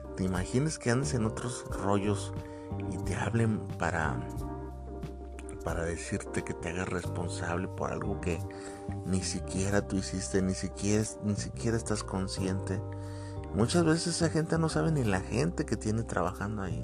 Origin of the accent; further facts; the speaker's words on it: Mexico; acá al menos en mi país